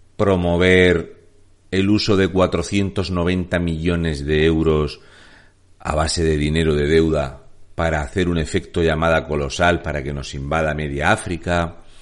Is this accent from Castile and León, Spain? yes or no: no; Region of Murcia, Spain; un murciano encabronado